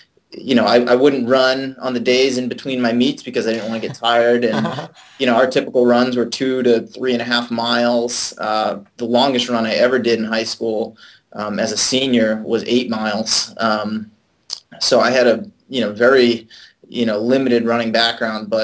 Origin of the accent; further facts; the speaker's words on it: Auburn, Massachusetts, United States; now in San Diego, United States; I live in San Diego, California now. I grew up on the East Coast in Auburn, Massachusetts